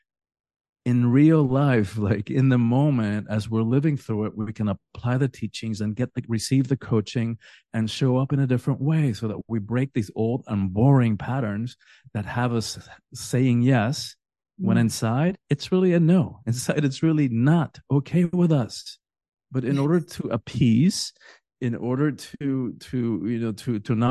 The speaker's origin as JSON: {"language": "English", "country": "Cuba", "moved": "yes", "lives_now": "Miami, United States", "said": "I'm from the Caribbean. I'm Cuban originally."}